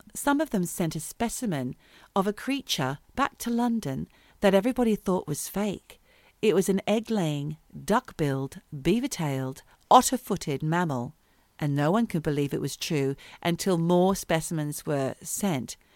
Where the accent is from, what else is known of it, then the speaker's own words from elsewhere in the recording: Yuin country, South Coast, New South Wales, Australia; I'm from Yuan country